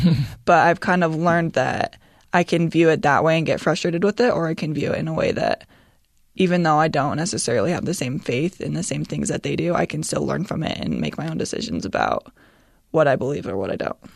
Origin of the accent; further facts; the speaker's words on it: Utah, United States; growing up in Utah